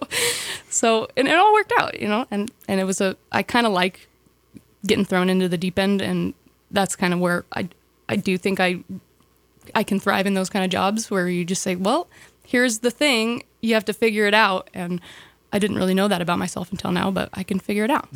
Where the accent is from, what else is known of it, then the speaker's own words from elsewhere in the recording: Sandpoint, Idaho, United States; I was born and raised here. Born, uh, grew up in town